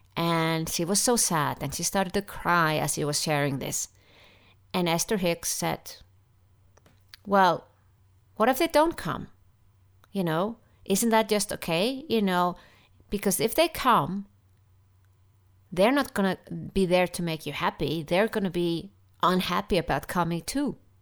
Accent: Iceland; I'm from Iceland

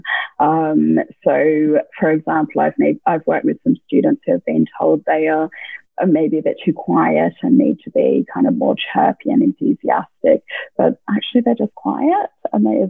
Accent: Australia; just being Australian

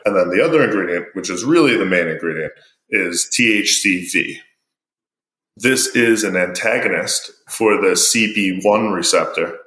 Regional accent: New York City, New York, United States; Being from New York, I grew up in a town called Broad Channel

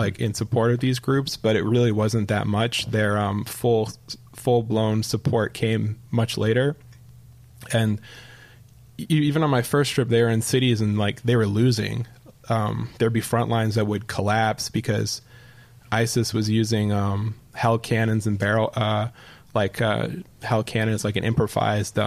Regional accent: Canada; now in New York, United States; as a Canadian

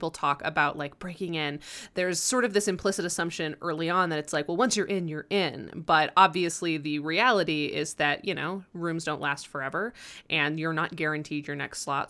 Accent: Colorado, United States; moved away as an adult; also born or lived in Oregon / New York; So I grew up here in Colorado in a tiny little town where nobody knows anybody.

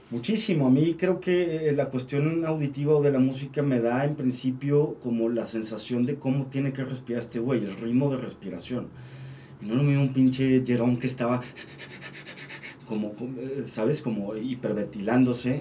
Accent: Torreón, Coahuila, Mexico; now in Mexico City, Mexico; a Torreón, a mi casa, yo soy de Torreón

